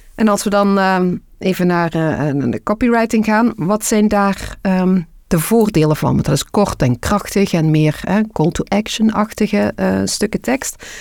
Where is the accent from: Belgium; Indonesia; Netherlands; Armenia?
Belgium